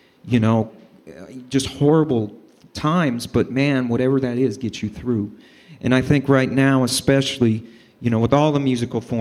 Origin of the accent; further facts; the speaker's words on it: Denver, Colorado, United States; moved away; I'm originally from Denver.